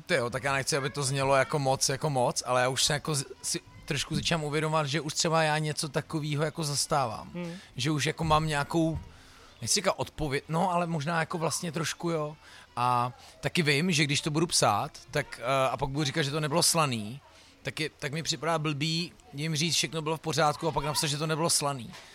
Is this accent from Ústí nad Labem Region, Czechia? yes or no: yes; Most, Ústí nad Labem Region, Czechia; also born or lived in Louny; to je trošku můj hometown, já jsem se narodil jo, jo. jako v mostecký porodnici, občas musím odpovídat do médií, jako eh, rodák z Mostu, vždycky říkám, prosím vás, ale já nejsem rodák